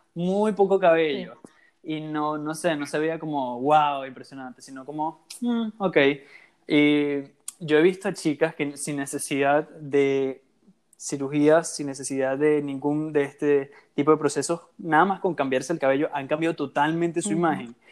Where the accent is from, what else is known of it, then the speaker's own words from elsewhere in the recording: Venezuela; en mi caso soy venezolano también